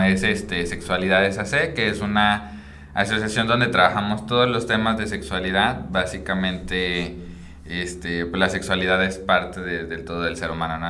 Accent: Michoacán, Mexico; moved away as an adult; also born or lived in Chiapas; now in Monterrey, Mexico; no soy de, de Monterrey, vengo de Michoacán y he estado viajando como un poco por todos lados de la República

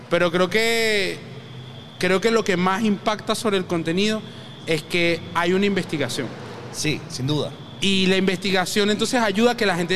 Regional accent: Caracas, Capital District, Venezuela; Soy de Antímano.

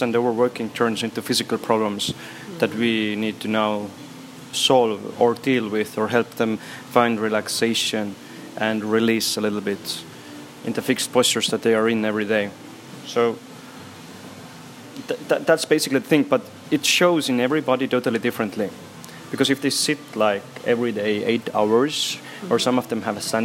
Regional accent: Estonia; also born or lived in Brussels, Belgium; I come from Estonia.

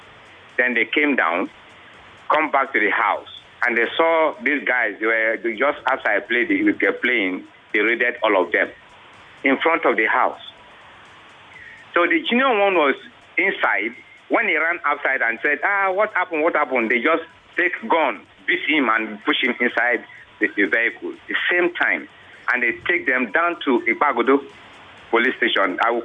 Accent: Nigeria; I said, I am a Nigerian. I'm a Nigerian.

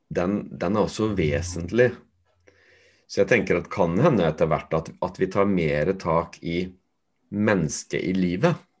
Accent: Fredrikstad, Østfold, Norway; der jeg kommer fra, som er fra Torp

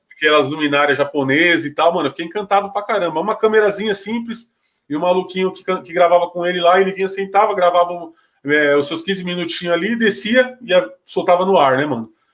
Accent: São Paulo, Brazil; na minha quebrada, a cidade tiradentes

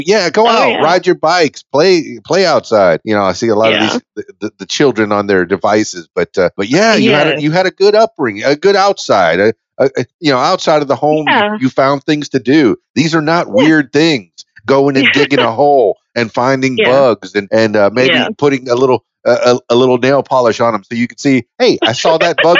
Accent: Florida, United States; I grew up near the Everglades.

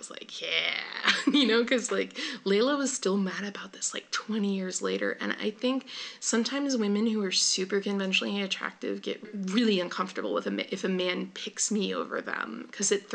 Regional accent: Bay Area, California, United States; moved away; also born or lived in Oakland; I'm from the Bay Area.

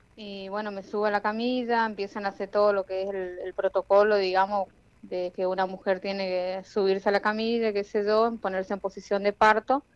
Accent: Jardín América, Misiones, Argentina; yo soy de Jardín América Misiones

